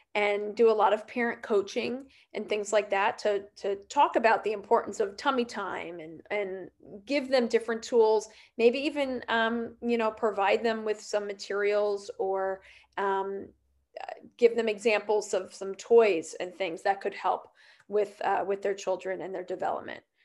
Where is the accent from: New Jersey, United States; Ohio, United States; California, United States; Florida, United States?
New Jersey, United States; I grew up um I grew up in New Jersey and still live here